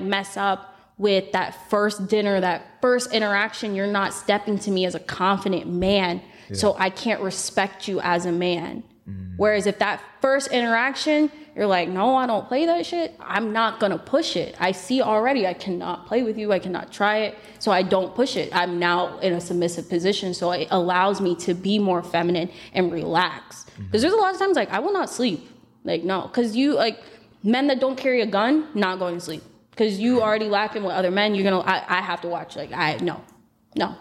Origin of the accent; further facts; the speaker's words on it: Florida, United States; I'm from Florida